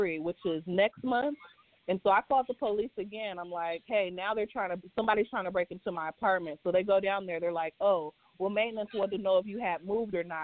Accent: San Francisco, California, United States; moved away as an adult; now in Las Vegas, United States; I'm from San Francisco. So anytime I tell anybody I'm from San Francisco, born and raised

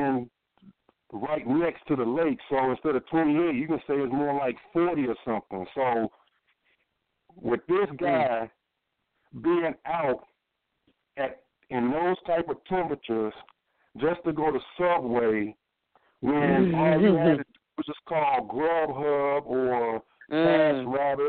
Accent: Chicago, Illinois, United States; I'm born and raised in Chicago, from Chicago.

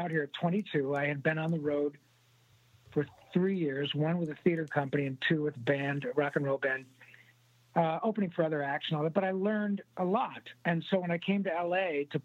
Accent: Michigan, United States; also born or lived in Livonia, Michigan / Dearborn, Michigan / Rochester, Michigan / Grand Blanc, Michigan; I was born in Livonia and lived in Dearborn, Rochester, went to high school in Grand Blanc. And as they say, pure Michigan

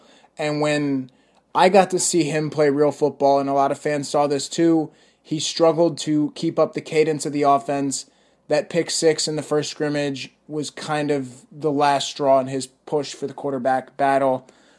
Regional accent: Fairfax County, Virginia, United States; moved away as an adult; I grew up in Virginia, in the Fairfax County area, but my family is from Brooklyn and from Edison, New Jersey.

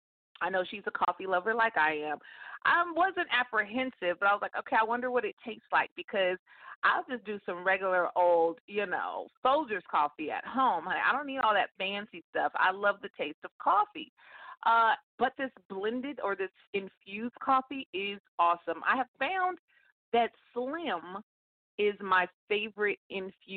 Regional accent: California, United States; moved away as an adult; also born or lived in Metro Atlanta, Georgia; I am born and raised in California, and that's where I currently live right now. I'm a Cali girl, but I lived in Georgia for nearly 17 years.

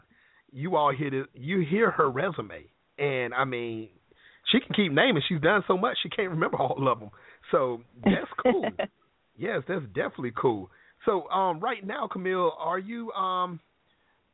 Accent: North Carolina, United States; I'm from North Carolina, so you know we're in the country

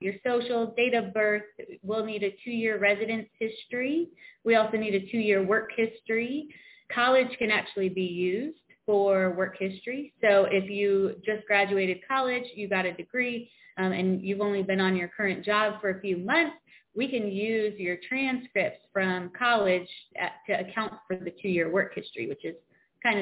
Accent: Coventry, Connecticut, United States; now in South Carolina, United States; I grew up in Coventry, Connecticut, which is very small population

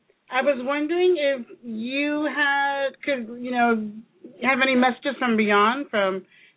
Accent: Chicago, Illinois, United States; also born or lived in Kansas City, Kansas; now in Kansas, United States; I'm originally from Chicago, and I lived in Kansas City, Kansas.

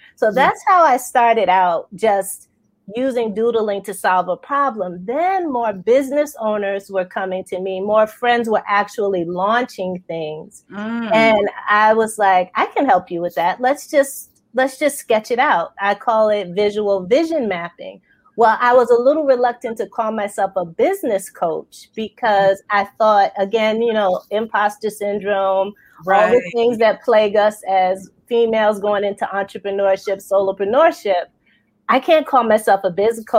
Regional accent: New York, United States; now in Baltimore, United States; New York standards, because that's my hometown

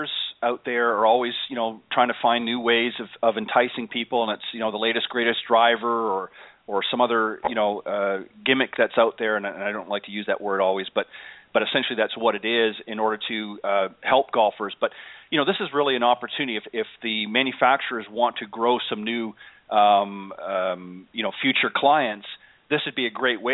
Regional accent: Canada; I'm from Canada

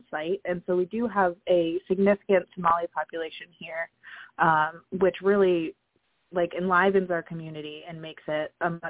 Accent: Maine, United States; I grew up in Maine, but I don't know that I've spent time in Cornish.

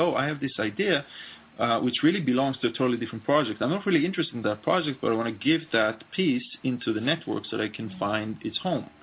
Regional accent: Israel; I grew up in Israel and in the navy

